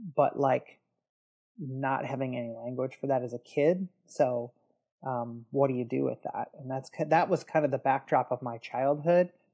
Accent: Detroit, Michigan, United States; I grew up in the Detroit area. Um, that's where I live now.

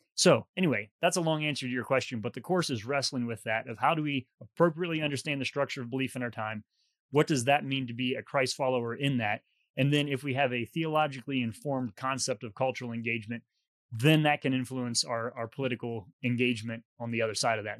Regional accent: West Virginia, United States; moved away as an adult; also born or lived in England / Dallas / Boston; I was from West Virginia

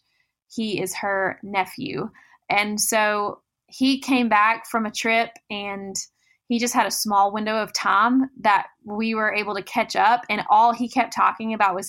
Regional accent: Goodlettsville, Tennessee, United States; I grew up in Nashville, Tennessee, a little bit north of the city in a town called Goodlettsville

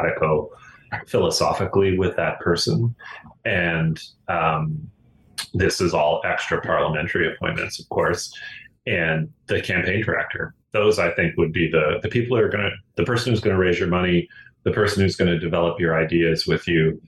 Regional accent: Glace Bay, Nova Scotia, Canada; moved away; my hometown of Glace Bay

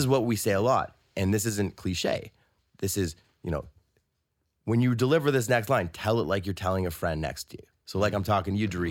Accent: Toronto, Ontario, Canada; I'm from Toronto, and I work at, um, I work at a music studio

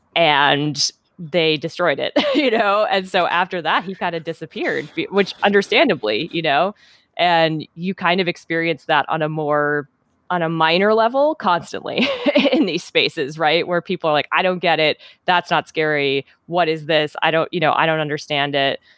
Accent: Minnesota, United States; moved away as an adult; also born or lived in Wisconsin; now in Seattle, United States; I was born in Minnesota and I lived there, you know, all through childhood and, and teen years

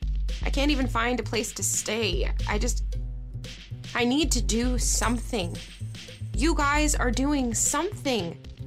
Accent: Halifax, Nova Scotia, Canada; Concordia, but I grew up in Halifax.

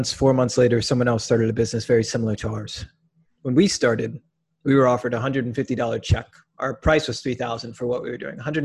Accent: Minneapolis, Minnesota, United States; now in Milwaukee, United States; I'm from Minneapolis actually

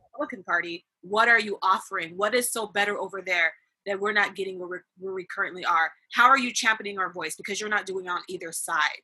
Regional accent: California, United States; I'm from California

